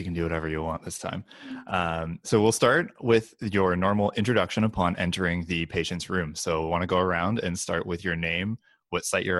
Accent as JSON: {"language": "English", "town": "Brantford", "region": "Ontario", "country": "Canada", "tie": "born or raised there", "also_born_or_lived": "Kingston, Ontario", "moved": "as an adult", "lives_now": "Vancouver, Canada", "said": "I'm a VFMP student. I grew up in Brantford, Ontario, where Wayne Gretzky's from, fun fact"}